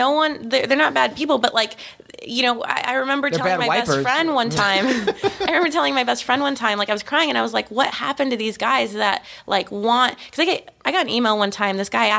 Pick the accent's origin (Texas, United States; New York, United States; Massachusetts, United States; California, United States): Texas, United States; Austin; now in Los Angeles, United States; like I'm from Austin, Texas. This is where I consider myself. It's the only place I live more than a year.